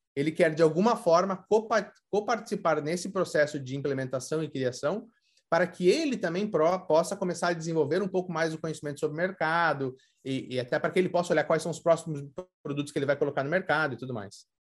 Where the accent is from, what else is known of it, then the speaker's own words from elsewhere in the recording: Curitiba, Paraná, Brazil; moved away as an adult; now in United States; sou brasileiro de Curitiba